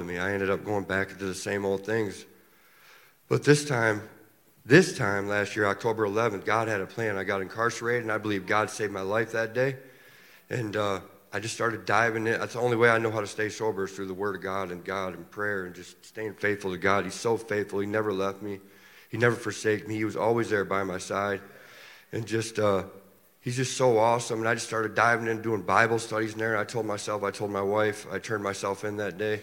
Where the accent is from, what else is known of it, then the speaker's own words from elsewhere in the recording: Ionia, Michigan, United States; I'm from Ione, Michigan